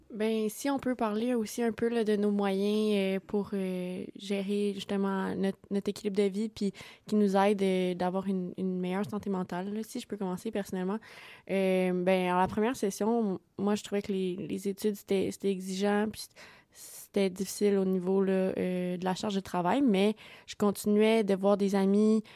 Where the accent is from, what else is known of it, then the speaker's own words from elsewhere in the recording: Sherbrooke, Quebec, Canada; je viens du cégep de Sherbrooke, donc je suis collégienne. Donc voilà, moi je n'ai pas déménagé